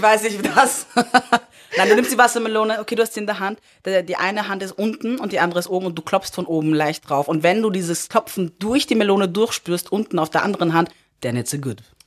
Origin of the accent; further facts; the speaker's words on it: Upper Austria, Austria; ich bin in Oberösterreich aufgewachsen